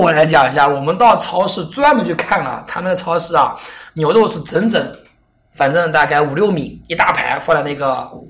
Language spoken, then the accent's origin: Chinese; China; 总之，我在想，我们中国人经常干的事情，切一半西瓜，拿着勺子